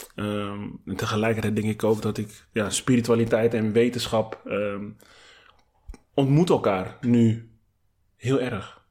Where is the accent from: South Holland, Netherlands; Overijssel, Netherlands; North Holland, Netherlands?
North Holland, Netherlands; Amsterdam; als Amsterdammer